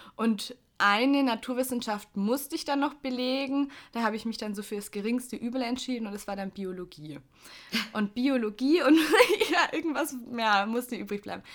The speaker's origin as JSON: {"language": "German", "town": "Augsburg", "region": "Bavaria", "country": "Germany", "tie": "born or raised there", "said": "bin ich aufs Gymnasium gekommen in Augsburg"}